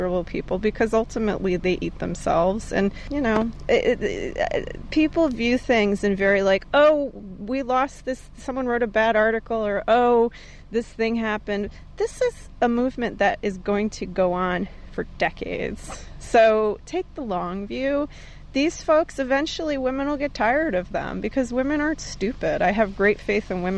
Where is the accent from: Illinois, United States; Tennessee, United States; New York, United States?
New York, United States; we're from New York